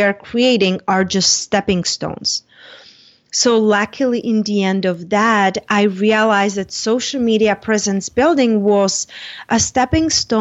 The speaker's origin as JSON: {"language": "English", "country": "Czechia", "moved": "as an adult", "lives_now": "United States", "said": "I moved from Czech Republic when I was 21"}